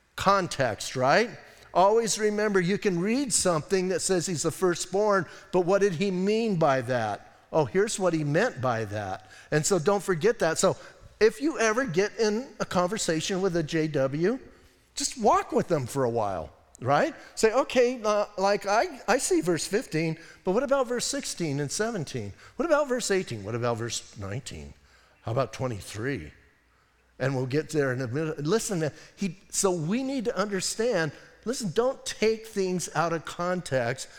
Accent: Bisbee, Arizona, United States; I'm from Bisbee

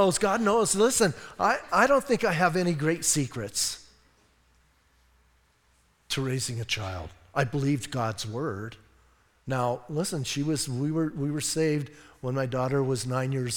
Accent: Bisbee, Arizona, United States; now in Sierra Vista, United States; I was raised in Bisbee

